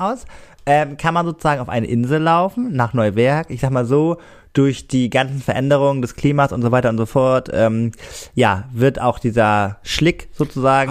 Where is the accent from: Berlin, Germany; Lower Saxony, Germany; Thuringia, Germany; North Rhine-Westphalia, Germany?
Lower Saxony, Germany; Cuxhaven; accent: norddeutsch; moved away as an adult; now in Rostock, Germany; Cuxhaven ist ja äh, meine Heimat äh, durch und mhm. durch ähm, ich höre auch öfter mal von Schülern, dass ich wohl sehr norddeutsch rede